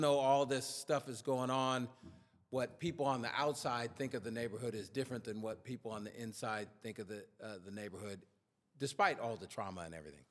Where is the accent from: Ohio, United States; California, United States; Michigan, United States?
California, United States; Sacramento; I was from Oak Park, which is a community here in Sacramento